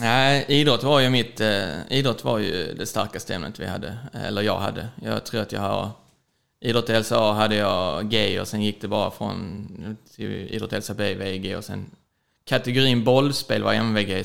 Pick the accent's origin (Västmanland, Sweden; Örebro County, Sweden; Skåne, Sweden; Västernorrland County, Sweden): Skåne, Sweden; Köpingebro; moved away as an adult; also born or lived in Ystad; now in Stockholm, Sweden; vi ett gäng från lilla Köpingebro, där jag kommer ifrån från början